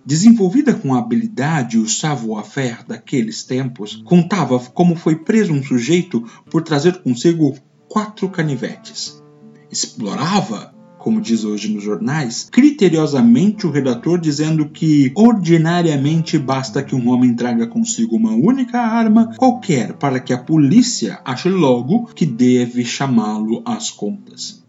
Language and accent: Portuguese; Brazil; aquilo que nós somos, brasileiros